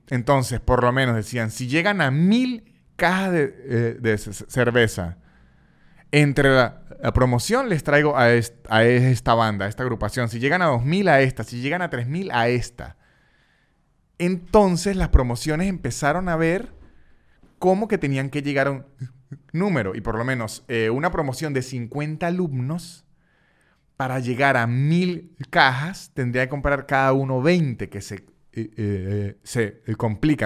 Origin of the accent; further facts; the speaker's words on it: San Cristóbal, Táchira, Venezuela; now in Argentina; San Cristóbal, la ciudad de donde yo soy en Venezuela